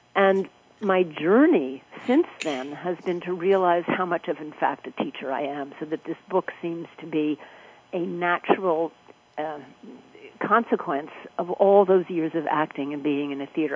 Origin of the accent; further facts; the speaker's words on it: New York, United States; I grew up in New York